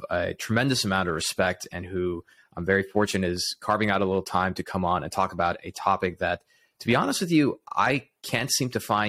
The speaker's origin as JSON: {"language": "English", "region": "Texas", "country": "United States", "moved": "yes", "lives_now": "Southern California, United States", "said": "I'm in SoCal, but I come from where Ken is currently located, the great state of Texas."}